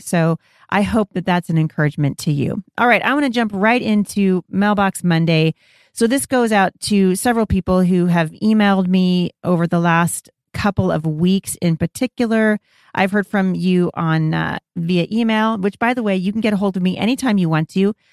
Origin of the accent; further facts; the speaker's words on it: Pacific Northwest, United States; I was born here in the Pacific Northwest